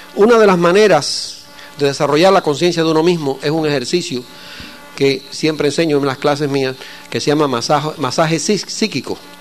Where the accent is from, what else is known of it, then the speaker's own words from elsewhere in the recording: Cuba; yo soy cubano